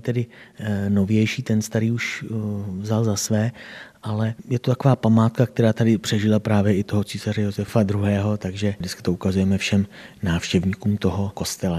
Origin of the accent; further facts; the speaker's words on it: Doudleby, South Bohemian Region, Czechia; tady u nás v Doudlebech